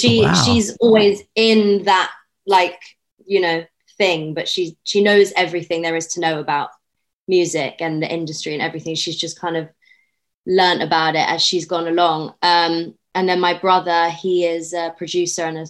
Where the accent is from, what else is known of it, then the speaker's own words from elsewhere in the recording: London, United Kingdom; I was born and raised in West London.